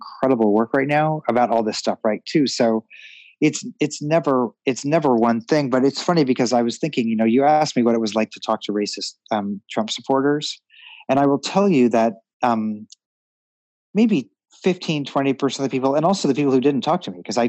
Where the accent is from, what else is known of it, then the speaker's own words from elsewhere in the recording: Missouri, United States; I grew up in Missouri, and we were the Jews in our neighborhood